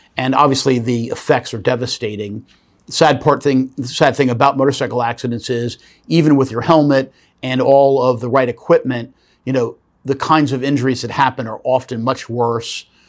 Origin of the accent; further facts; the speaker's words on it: Norfolk, Virginia, United States; here in my hometown of Norfolk, Virginia